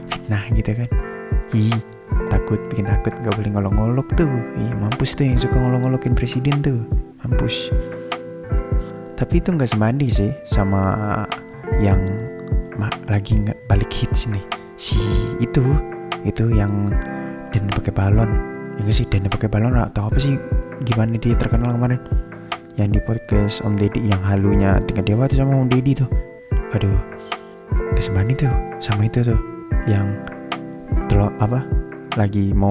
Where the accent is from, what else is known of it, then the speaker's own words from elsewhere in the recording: Kalimantan, Indonesia; karena gue orang Kalimantan jadi tahu